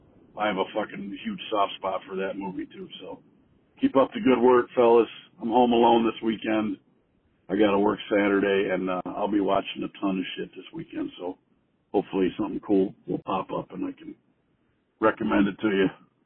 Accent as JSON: {"language": "English", "town": "Oneonta", "region": "New York", "country": "United States", "tie": "born or raised there", "said": "near where I grew up in Oneonta, New York."}